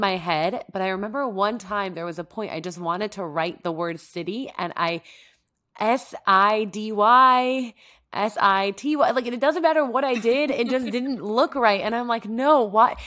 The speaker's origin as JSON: {"language": "English", "country": "Mexico", "tie": "born or raised there", "first_language": "Spanish", "second_language": "English", "moved": "yes", "lives_now": "New York, United States", "said": "I was born in Mexico and grew up speaking Spanish"}